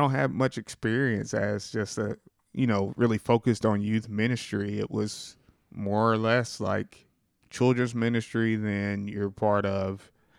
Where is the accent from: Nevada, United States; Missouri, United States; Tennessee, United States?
Missouri, United States; Sikeston; I was brought up here in Sykeston.